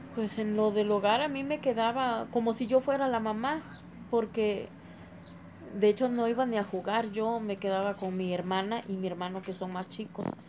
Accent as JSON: {"language": "Spanish", "town": "Tulcingo del Valle", "region": "Puebla", "country": "Mexico", "said": "soy de Tulcingo de Valle y vivo aquí actualmente"}